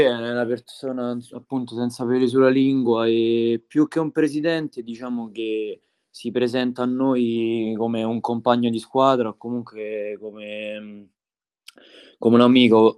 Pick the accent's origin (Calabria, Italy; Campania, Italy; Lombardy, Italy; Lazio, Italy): Lazio, Italy; Tivoli; mi sono trasferito insomma qui da piccolo perché non sono originario di Tivoli